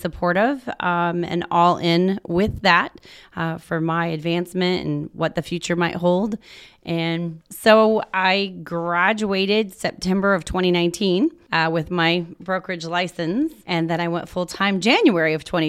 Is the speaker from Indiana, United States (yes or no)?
yes; Indiana, United States; also born or lived in Ohio; I'm actually from Southern Indiana. I was what? Born in Ohio.